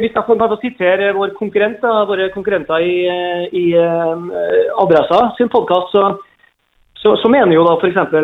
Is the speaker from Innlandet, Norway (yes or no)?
no; Trondheim, Trøndelag, Norway; now in Molde, Norway; jeg er fra Trondheim